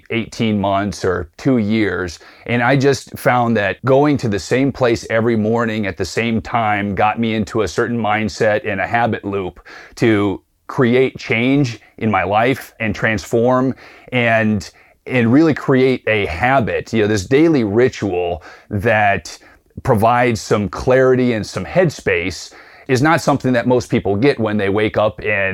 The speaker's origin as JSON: {"language": "English", "town": "Tucson", "region": "Arizona", "country": "United States", "said": "I'm from Tucson, Arizona, where I live with my wife and two young children."}